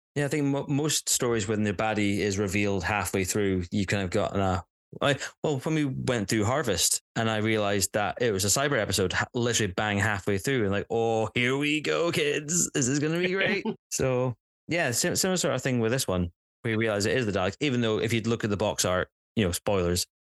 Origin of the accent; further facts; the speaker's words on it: Scotland, United Kingdom; As a Scot, as a Scot